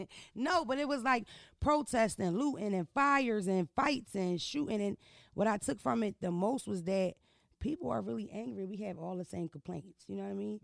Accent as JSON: {"language": "English", "town": "Philadelphia", "region": "Pennsylvania", "country": "United States", "said": "I'm from Philadelphia. I'm not from Baltimore. I'm not from New York City"}